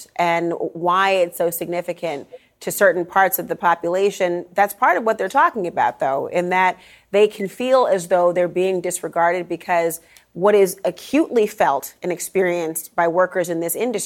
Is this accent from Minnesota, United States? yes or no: yes; Saint Paul, Minnesota, United States; I grew up in St. Paul, Minnesota, a few blocks away from a Ford assembly plant